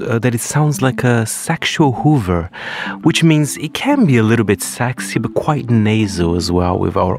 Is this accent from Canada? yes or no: no; Brazil; moved away; I am from Brazil.